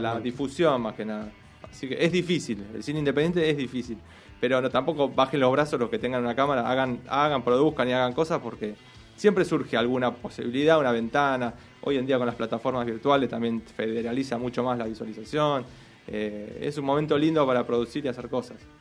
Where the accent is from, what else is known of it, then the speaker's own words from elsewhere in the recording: Avellaneda, Buenos Aires Province, Argentina; nosotros somos de Avellaneda, la ciudad de Buenos Aires de la provincia de Buenos Aires